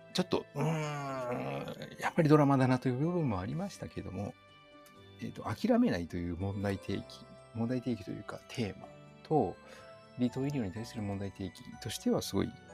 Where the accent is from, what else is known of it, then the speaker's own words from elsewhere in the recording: hometown next to Saga Prefecture, Kyushu, Japan; 生まれ故郷の隣にある佐賀県